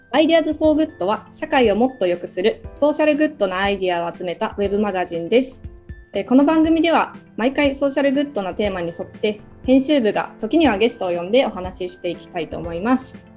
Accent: Yokohama, Kanagawa, Japan; 私も実は横浜出身でして

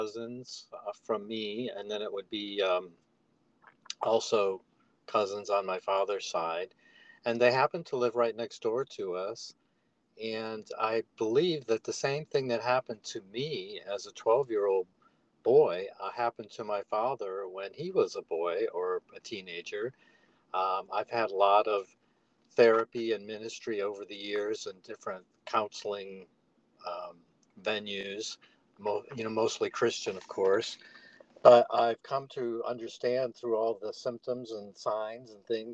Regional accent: on Lake Erie, northern Ohio, United States; I'm from northern Ohio, up on Lake Erie, a small town

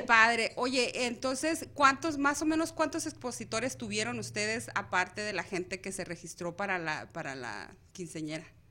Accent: Mexico; now in Arizona, United States; nosotros como mexicanos

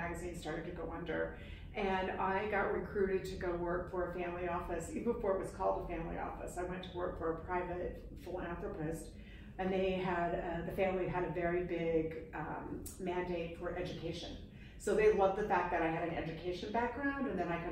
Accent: Utah, United States; moved away as an adult; now in New York, United States; I'm a transplanted New Yorker. I grew up in Utah. Moved to New York shortly after graduating from college

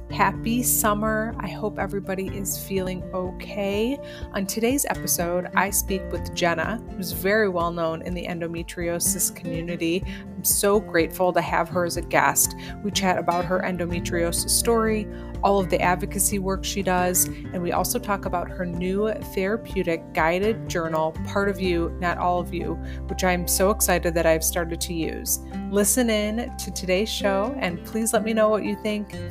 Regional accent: East Coast, United States; disclaimer that I'm from the East Coast because like that's just it's still in me, you know.

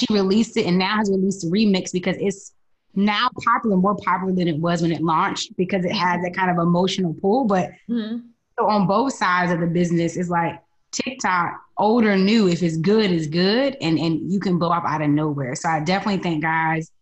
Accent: North Carolina, United States; I'm from North Carolina

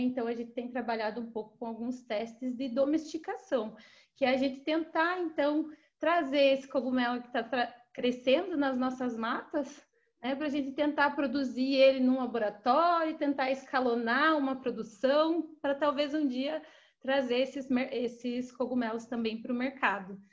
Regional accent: Guarapuava, Paraná, Brazil; moved away as an adult; also born or lived in Florianópolis; now in São Paulo, Brazil; Eu sou do interior do Paraná, de uma cidade chamada Guarapuava

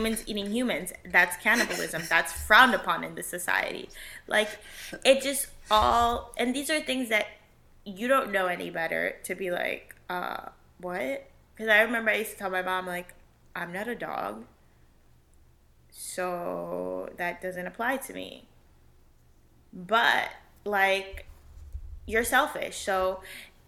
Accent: Puerto Rico; I'm not from Mexico, that I'm not from wherever other than Puerto Rico.

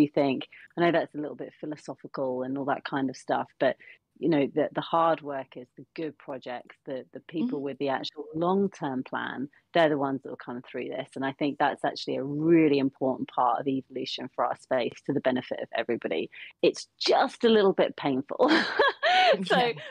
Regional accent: United Kingdom; as a British person

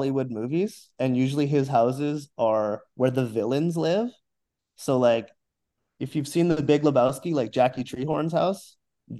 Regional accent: Abbotsford, British Columbia, Canada; moved away as an adult; now in Vancouver, Canada; I grew up in Abbotsford, which is a suburb

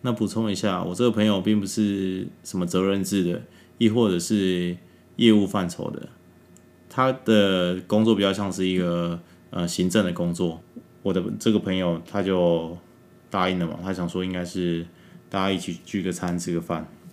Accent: Taiwan; 我们台湾

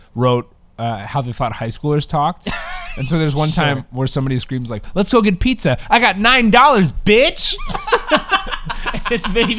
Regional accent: Texas, United States; I'm from Texas

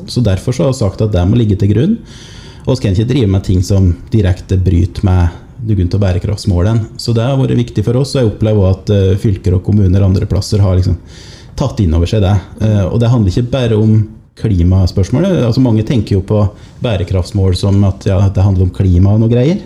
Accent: Otta, Innlandet, Norway; now in Lillehammer, Norway; jeg er fra Otta. Bor nå på Lillehammer

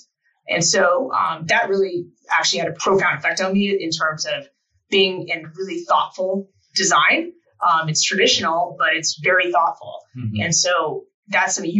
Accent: Portland, Oregon, United States; moved away as an adult; now in Colorado, United States; I grew up in Portland, Oregon, and I went to CU

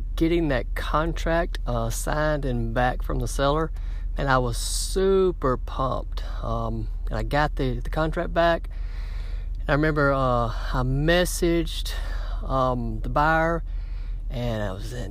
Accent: Citronelle, Alabama, United States; also born or lived in Mannheim, Germany; I was born in Citronelle, Alabama. That's about 30 minutes north of Mobile, Alabama. Graduated kindergarten, middle school, and high school, Citronelle High School

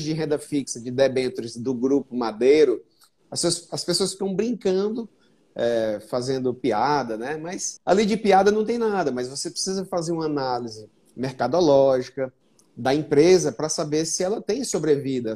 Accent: Fortaleza, Ceará, Brazil; eu sou de Fortaleza, nasci aqui e fiquei a grande parte da minha vida aqui

